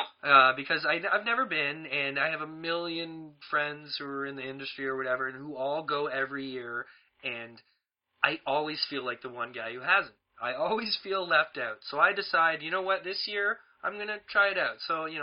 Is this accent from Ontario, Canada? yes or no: yes; Toronto, Ontario, Canada; I'm actually leaving my hometown of Toronto